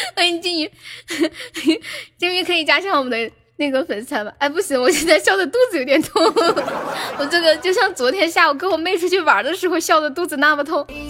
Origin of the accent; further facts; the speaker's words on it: Sichuan, China; accent: Sichuanese; 我们四川话有一句很土的话叫“见人我死，钩子摇”